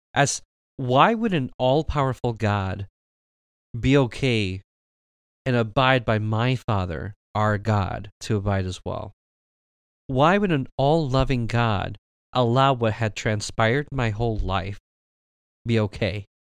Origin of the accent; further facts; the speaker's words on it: Michigan, United States; My parents came from Mexico, and I was born here in Michigan